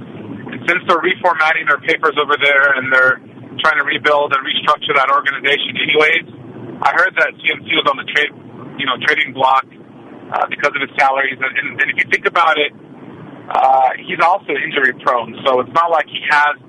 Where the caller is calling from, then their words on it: Oakland, California, United States; from Oakland.